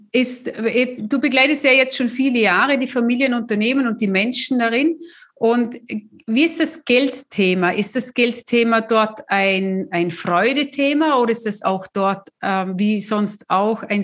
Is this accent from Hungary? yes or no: no; Austria; Meine Bankerfahrung hat es ja auch gezeigt, bei uns in Österreich gab es ja damals noch die Nummernkonten.